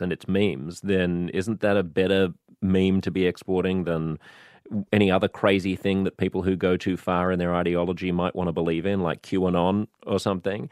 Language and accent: English; Australia; I was born in Australia